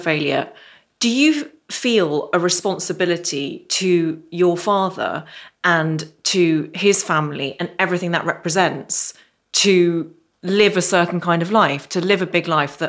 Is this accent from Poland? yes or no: no; Ireland; And I grew up in Ireland, so I know that temperature is king.